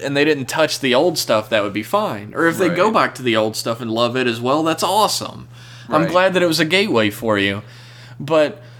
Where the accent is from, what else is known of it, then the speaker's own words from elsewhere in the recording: Southern United States, United States; accent: southern; my southern accent